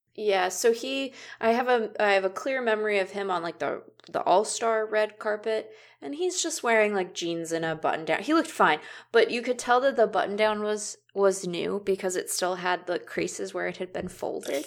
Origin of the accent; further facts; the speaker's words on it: West Coast, United States; I'm from the West Coast